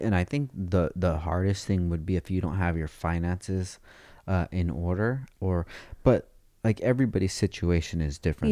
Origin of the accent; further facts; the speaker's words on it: Oxnard, California, United States; I'm from Oxnard, dude. We just talk different out there